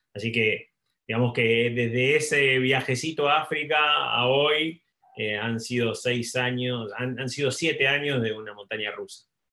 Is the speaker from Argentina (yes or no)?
yes; Argentina; also born or lived in Buenos Aires / United States; soy, soy argentino, vivo, vivo entre Buenos Aires y, Estados Unidos